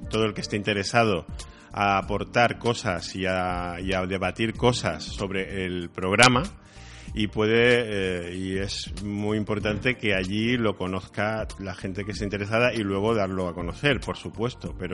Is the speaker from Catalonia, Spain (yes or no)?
no; Andalusia, Spain; Soy andaluz, sí.